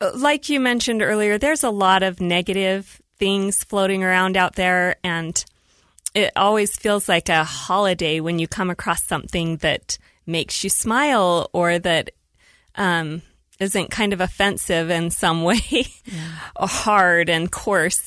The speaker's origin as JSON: {"language": "English", "town": "Woods Cross", "region": "Utah", "country": "United States", "tie": "born or raised there", "also_born_or_lived": "Salt Lake City, Utah / Saratoga Springs, Utah", "said": "I was born in Salt Lake City and then raised in Woods Cross, Utah"}